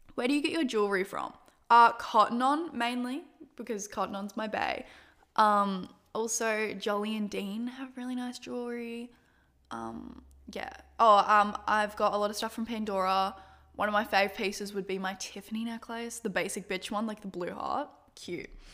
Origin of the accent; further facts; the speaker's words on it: Australia; I'm Australian